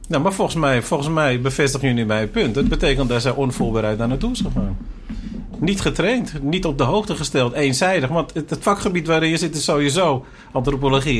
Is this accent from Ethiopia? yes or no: no; Suriname; wij zijn ook Surinamers